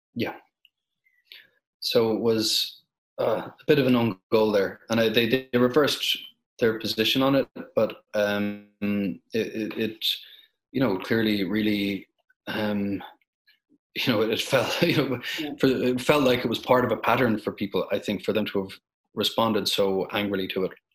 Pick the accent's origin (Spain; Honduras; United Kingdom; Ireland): Ireland; My home country of Ireland